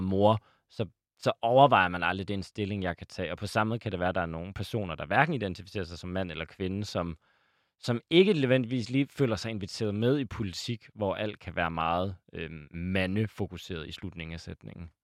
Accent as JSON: {"language": "Danish", "town": "Aalborg", "region": "North Denmark Region", "country": "Denmark", "said": "jeg er selv fra Aalborg"}